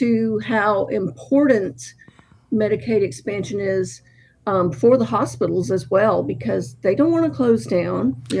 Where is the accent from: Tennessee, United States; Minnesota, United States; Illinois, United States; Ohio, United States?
Tennessee, United States; McMinnville; also born or lived in Flint, Michigan; I grew up in McMinnville and felt like it was a fortunate spot for me.